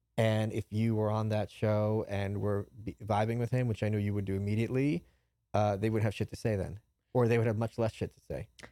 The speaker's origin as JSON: {"language": "English", "region": "New York", "country": "United States", "also_born_or_lived": "Brooklyn", "moved": "as an adult", "lives_now": "Austin, United States", "said": "as a New Yorker"}